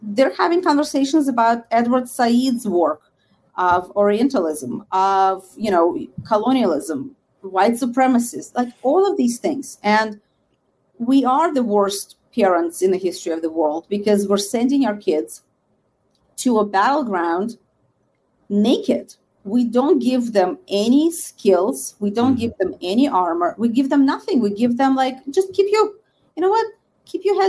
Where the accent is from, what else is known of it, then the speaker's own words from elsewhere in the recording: Russia; now in United States; for the most part, was Russian Jews, because we are still very much, we have relatives, we have friends in Israel